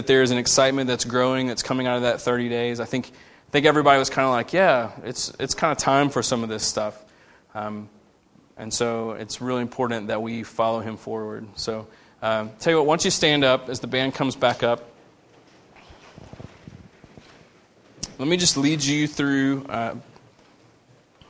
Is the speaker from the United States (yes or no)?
yes; United States; we as American Christians